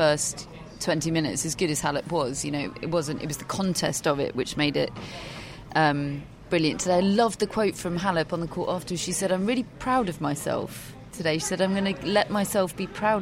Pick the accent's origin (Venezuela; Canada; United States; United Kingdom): United Kingdom; we are British